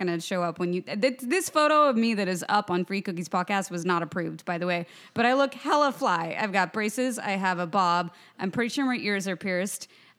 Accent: Lawrence, Kansas, United States; I grew up in Lawrence, Kansas, so I grew up on a lot of red meat.

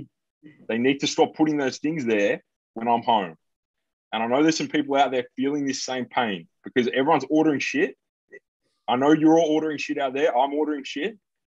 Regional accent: England, United Kingdom; Like, I'm an English guy. I can't do math

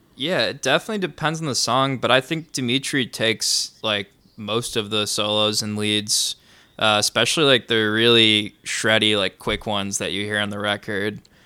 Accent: Grayslake, Illinois, United States; I grew up in Gray's Lake.

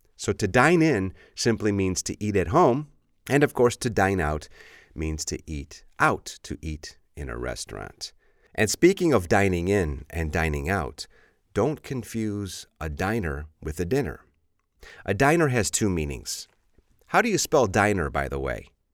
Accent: Chicago, Illinois, United States; I'm from Chicago

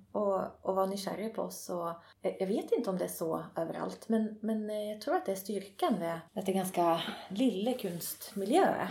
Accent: Nyköping, Södermanland, Sweden; also born or lived in Rauland, Telemark, Norway; Jag har växt upp i, eh, i Nyköping.

